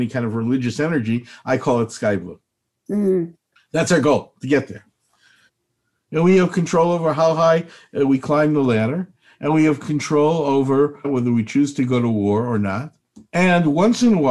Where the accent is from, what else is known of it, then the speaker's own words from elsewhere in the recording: Chicago, Illinois, United States; moved away; I'm from Chicago originally